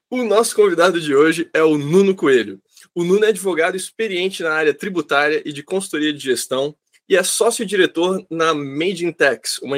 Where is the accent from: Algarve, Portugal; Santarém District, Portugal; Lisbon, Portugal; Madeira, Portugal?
Madeira, Portugal; Eu, não eu nasci aqui, eu sou natural da Madeira.